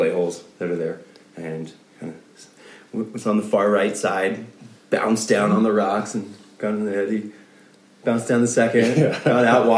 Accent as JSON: {"language": "English", "town": "Aurora", "region": "Colorado", "country": "United States", "tie": "born or raised there", "also_born_or_lived": "Gunnison, Colorado", "said": "I was born and raised in Colorado, Aurora, Colorado"}